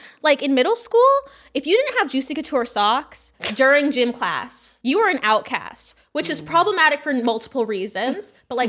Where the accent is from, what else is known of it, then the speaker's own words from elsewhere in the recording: Louisiana, United States; Meanwhile, I was at LSU and was like, hi, I'm from a different part of Louisiana. And it's like, yeah, I'm from Terrebonne Parish.